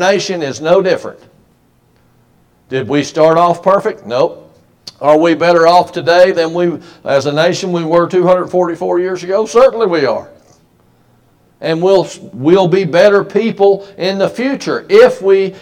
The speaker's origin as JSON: {"language": "English", "country": "United States", "said": "we as an American people"}